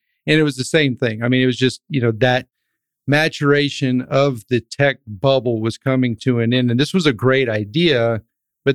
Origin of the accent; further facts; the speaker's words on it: Dripping Springs, Texas, United States; three other brothers that I grew up with in Dripping Springs, which is right outside of Austin